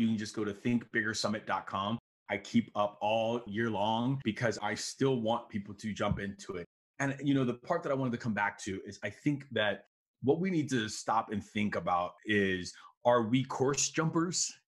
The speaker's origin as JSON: {"language": "English", "town": "Chicago", "region": "Illinois", "country": "United States", "said": "Like myself, I'm from Chicago. We've had 3 family members pass away from COVID."}